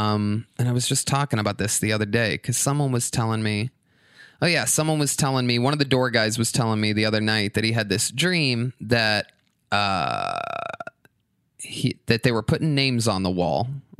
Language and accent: English; Youngstown, Ohio, United States; Youngstown, Ohio.